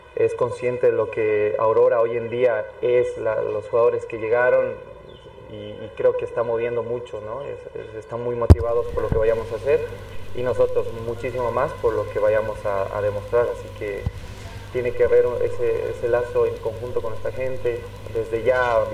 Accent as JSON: {"language": "Spanish", "region": "Cochabamba", "country": "Bolivia", "said": "soy cochabambino"}